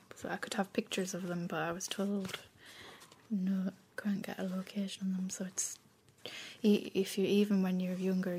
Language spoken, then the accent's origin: English; Carlisle, North West England, United Kingdom; also born or lived in Dublin; I live in Carlisle in England, but I'm from Dublin. But I've been there since I was 3 now, so...